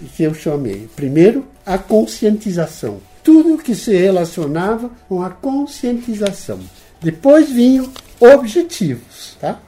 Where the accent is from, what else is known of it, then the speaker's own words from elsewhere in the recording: Netherlands; now in São Paulo, Brazil; como era um holandês e queria voltar de vez em quando à minha terra